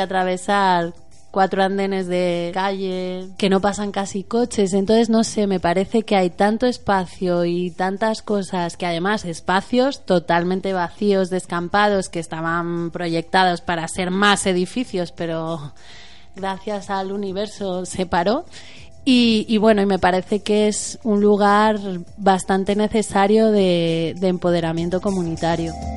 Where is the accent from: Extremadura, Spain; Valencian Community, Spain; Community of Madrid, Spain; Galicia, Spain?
Community of Madrid, Spain; San Sebastián de los Reyes; moved away; yo soy originariamente de San Sebastián de los Reyes